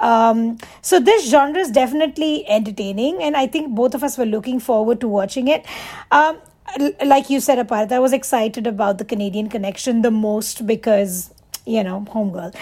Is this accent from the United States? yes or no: no; Mumbai, Maharashtra, India; moved away as an adult; I wasn't raised in the US. I was, like I said, I was raised in Mumbai